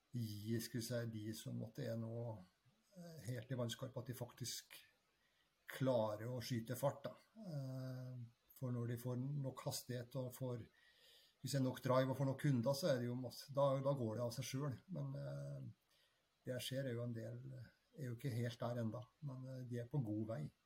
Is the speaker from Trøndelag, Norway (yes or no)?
yes; Trøndelag, Norway; now in Bærum, Norway; jeg er trønder, men eh, bosatt i eh, Bærum, på, på Rykken